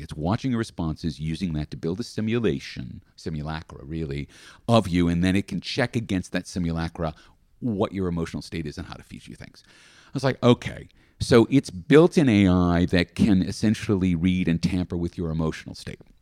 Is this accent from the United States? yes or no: no; Australia; as an Australian